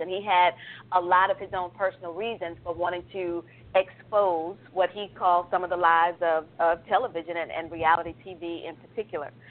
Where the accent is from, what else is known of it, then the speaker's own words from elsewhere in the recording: New York City, New York, United States; now in Alpharetta, United States; I may live in Alpharetta, but I'm from Brooklyn